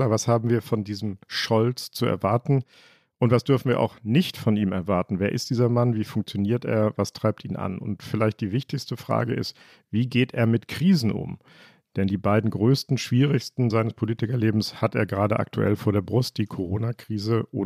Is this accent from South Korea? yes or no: no; Hamburg, Germany; ich komme auch aus Rahlstedt.